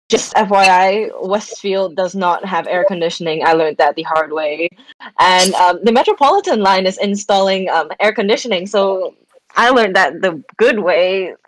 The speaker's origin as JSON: {"language": "English", "region": "Shanghai", "country": "China", "tie": "born or raised there", "said": "I grew up in Shanghai, so we had all four seasons."}